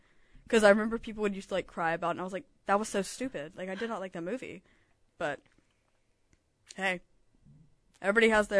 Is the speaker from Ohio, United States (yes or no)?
no; Alabama, United States; I'm from Alabama.